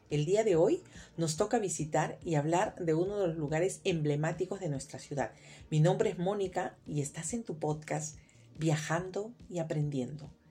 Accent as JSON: {"language": "Spanish", "country": "Peru"}